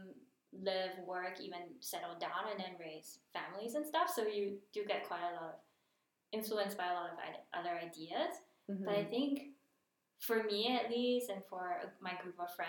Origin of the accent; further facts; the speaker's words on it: Singapore; moved away as an adult; now in Munich, Germany; I grew up in Singapore.